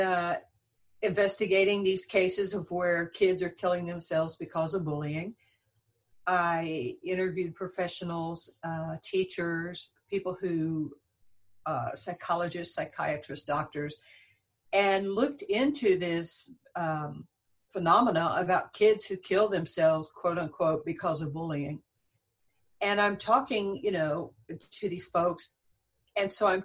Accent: San Antonio, Texas, United States; I'm from San Antonio, Texas

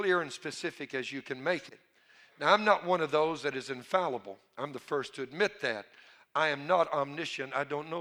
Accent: Cajun, Louisiana, United States; I'm a Cajun.

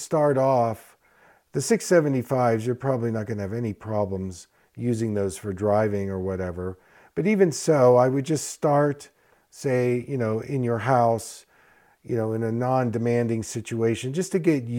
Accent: East Coast, United States; also born or lived in Philadelphia; I grew up in the East Coast, and so I began my first practice in Philadelphia

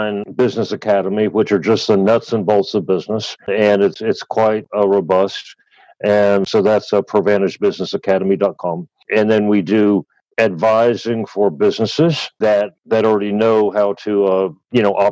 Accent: United States; moved away as an adult; now in Australia; I'm obviously from the States

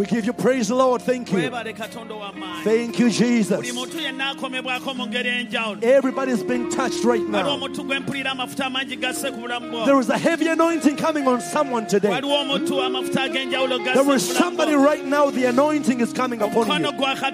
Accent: Uganda; moved away; When we come from Uganda

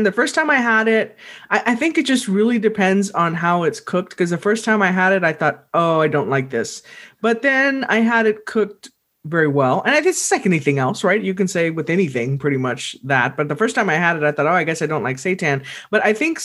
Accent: South Texas, United States; growing up in Texas, born, raised, and like I said, I will die in Texas because my family's here

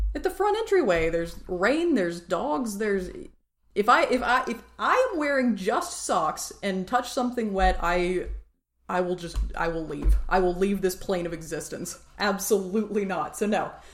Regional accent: Tennessee, United States; I'm from Tennessee

